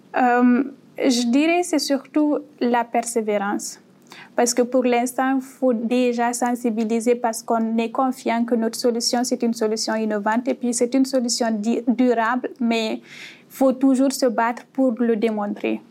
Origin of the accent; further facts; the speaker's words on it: Guinea; moved away as an adult; also born or lived in Morocco; now in Canada; je viens de la guinée qu'on a créée en Afrique de l'Ouest